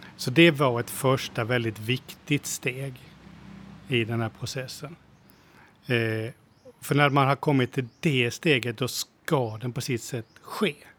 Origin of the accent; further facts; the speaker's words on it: Sweden; now in Thailand; som svenskar